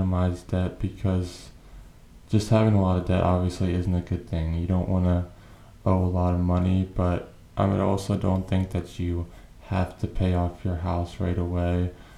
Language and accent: English; New Hampshire, United States; now in Delaware, United States; I was born in New Hampshire, live in Delaware now